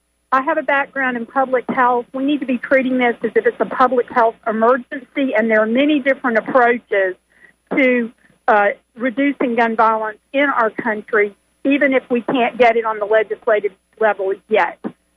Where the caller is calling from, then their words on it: Polk County, Florida, United States; I'm calling from Polk County